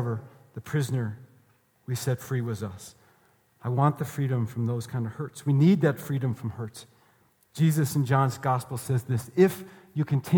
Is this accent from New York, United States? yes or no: yes; New York, United States; moved away; I'm from New York.